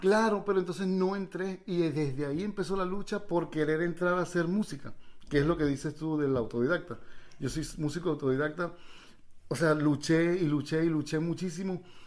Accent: Villa de Cura, Aragua, Venezuela; moved away as an adult; also born or lived in Peru; yo soy villacurano, yo, no soy peruano, nací pero yo soy villacurano, ese es mi pueblo

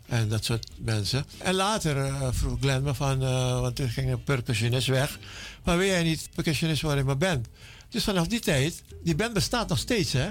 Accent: Jakarta, Indonesia; moved away; Ik ben geboren in Indonesië, in Jakarta, vroeger Batavia.

